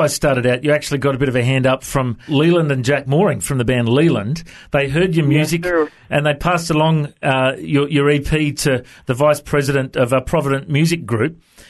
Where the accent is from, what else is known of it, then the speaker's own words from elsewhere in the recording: Australia; accent: Australian; have you chatted to many Aussies before? Is my accent okay?